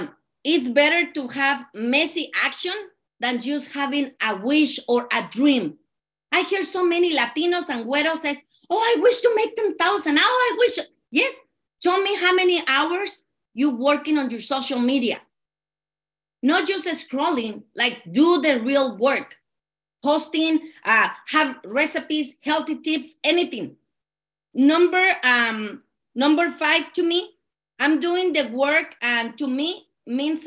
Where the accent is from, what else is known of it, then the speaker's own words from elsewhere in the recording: Mexico; English is a second language; also born or lived in California; now in Arizona, United States; And I'm from California, but actually I'm from Mexico